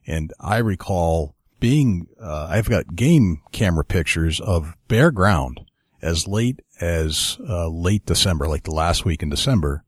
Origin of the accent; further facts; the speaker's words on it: New Hampshire, United States; my home state of New Hampshire